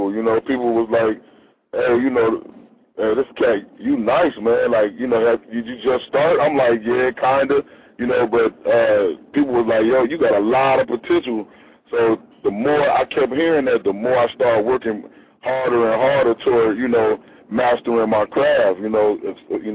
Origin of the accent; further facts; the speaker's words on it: Chicago, Illinois, United States; I'm from the Midwest, Chi-Town, Chicago